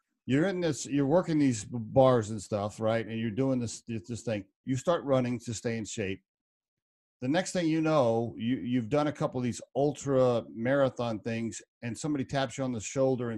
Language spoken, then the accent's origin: English; Oklahoma, United States; now in Colorado, United States; I grew up in Oklahoma